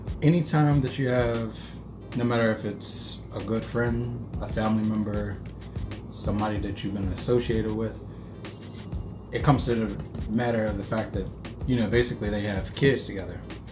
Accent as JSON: {"language": "English", "town": "Homewood", "country": "United States", "tie": "born or raised there", "said": "I am from Homewood, born and raised, you know."}